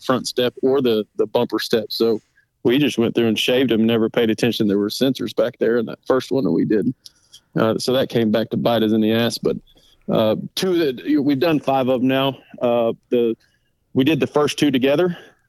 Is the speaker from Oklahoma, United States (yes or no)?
yes; Oklahoma, United States; I'm from Oklahoma